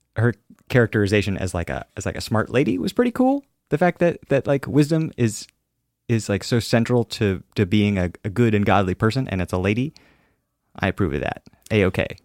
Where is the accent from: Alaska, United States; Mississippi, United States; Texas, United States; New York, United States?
Alaska, United States; I'm from Alaska, and, uh, we're very close to Russia